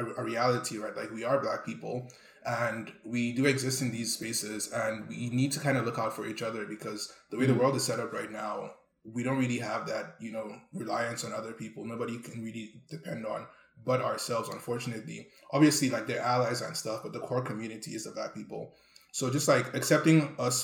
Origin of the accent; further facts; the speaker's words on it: Nigeria; now in Canada; growing up in Nigeria